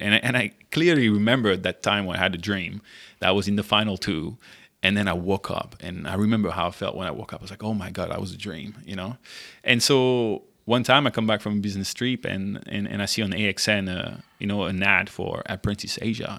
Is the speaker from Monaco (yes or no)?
yes; Monaco; moved away as an adult; also born or lived in France / Germany / United States / Shanghai, China; now in Singapore; I'm originally from France. Uh, I grew up in, uh, the south of France in Monaco